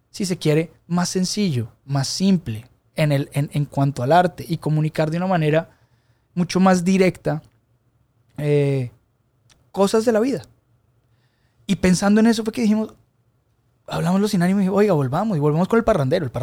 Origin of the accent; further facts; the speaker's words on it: Colombia; mi santuario de la música de rumba colombiana, de donde vengo yo, de mis raíces, de lo que crecí oyendo, de lo que entendemos como fiesta